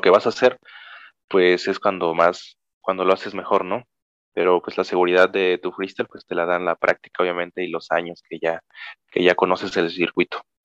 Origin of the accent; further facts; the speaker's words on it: Cuilapam de Guerrero, Oaxaca, Mexico; aquí de mi pueblo